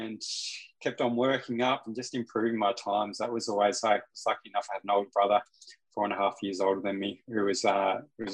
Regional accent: Australia; also born or lived in Newry; growing up in Australia

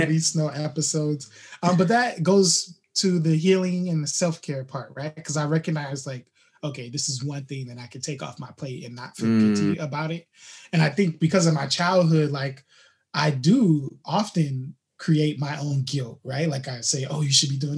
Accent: Fort Wayne, Indiana, United States; now in Southern California, United States; I was born in Indiana, Fort Wayne, Indiana, to be exact, and just kind of had a upbringing that was challenging up until about fourth grade

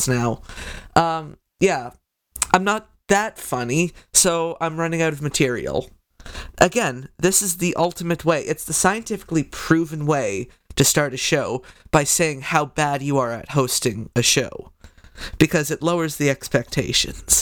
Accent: Canada; as a Canadian

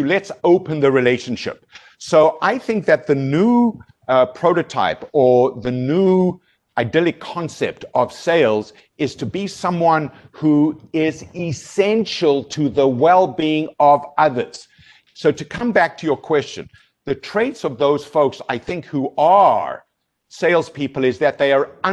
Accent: South Africa; moved away as an adult; now in Canada; as a South African, Jeff, I've been here for 20 years

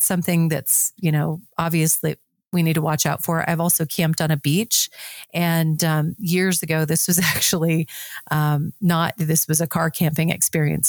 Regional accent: South Dakota, United States; I'm from South Dakota

